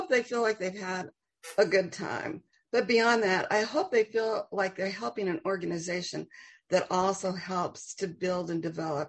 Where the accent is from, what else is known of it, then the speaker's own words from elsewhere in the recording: New Haven, Connecticut, United States; We grew up together in New Haven.